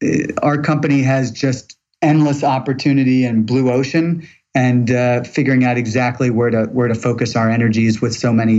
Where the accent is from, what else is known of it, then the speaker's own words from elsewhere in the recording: St. Louis, Missouri, United States; now in Atlanta, United States; St. Louis, Missouri.